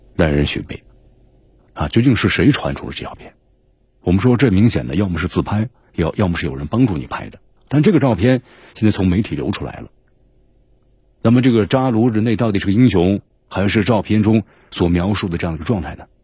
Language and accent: Chinese; China; 我们中国